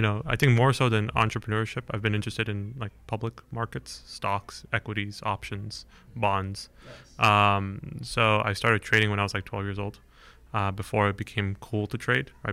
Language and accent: English; Bay Area, California, United States; I grew up here in the Bay Area